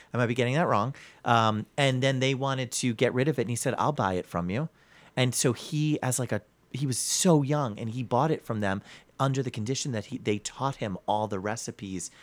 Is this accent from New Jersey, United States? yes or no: yes; New Jersey, United States; now in Cleveland, United States; I'm from New Jersey